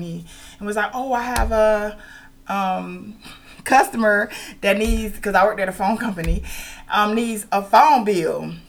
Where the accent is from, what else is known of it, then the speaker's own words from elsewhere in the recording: Miami, Florida, United States; moved away as an adult; I'm from Miami.